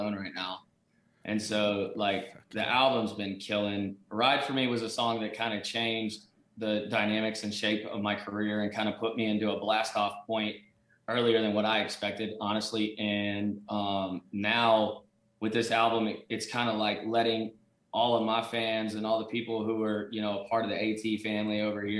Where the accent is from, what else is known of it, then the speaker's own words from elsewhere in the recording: Louisiana, United States; growing up in Louisiana when I did